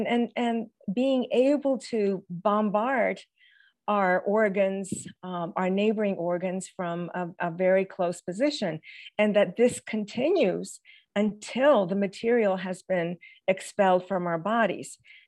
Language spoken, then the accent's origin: English; Tokyo, Japan; I, as a US citizen growing up in Tokyo, Japan, in post-war base schools, often had classrooms in Quonset huts.